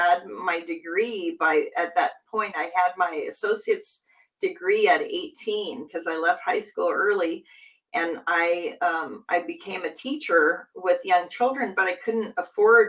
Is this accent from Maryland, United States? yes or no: no; Seattle, Washington, United States; Seattle has a new team. That's my hometown